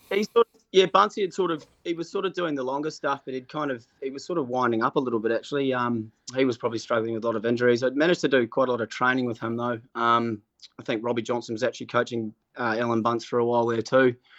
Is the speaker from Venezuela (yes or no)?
no; Auckland, New Zealand; I grew up in Murray's Bay and went to Rangitoto High School